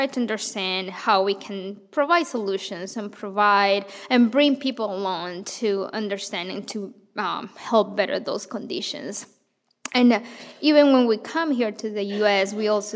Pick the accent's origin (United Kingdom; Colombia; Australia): Colombia; Bogota, Bogotá Capital District; moved away as an adult; now in Madison, United States; I grew up in Colombia, in Bogota